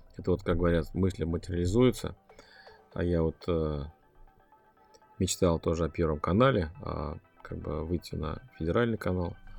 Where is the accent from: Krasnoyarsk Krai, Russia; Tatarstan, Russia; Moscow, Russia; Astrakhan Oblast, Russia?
Tatarstan, Russia; Kazan; я говорю, из Казани